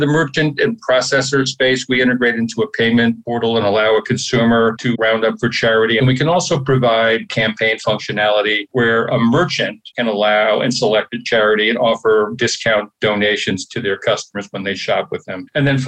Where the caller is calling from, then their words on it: Philadelphia, Pennsylvania, United States; I am in Center City, Philadelphia.